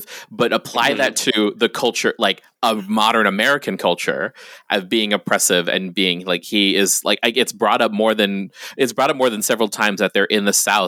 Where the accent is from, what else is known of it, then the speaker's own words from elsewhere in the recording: Guam; I grew up on Guam.